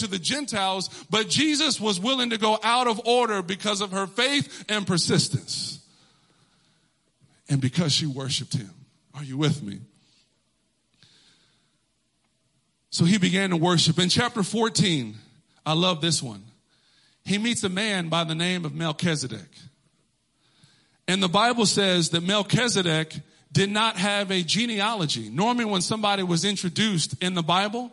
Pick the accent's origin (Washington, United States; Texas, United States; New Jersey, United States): Texas, United States; moved away as an adult; now in Connecticut, United States; I grew up in Texas. I was born and raised there.